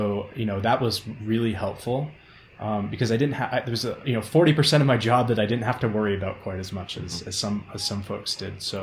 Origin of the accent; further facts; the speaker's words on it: Maine, United States; moved away as an adult; also born or lived in Oregon; now in Boulder, United States; I'm originally from Maine, and then I went to Oregon and bounced all around, and I fell in love with Boulder, Colorado.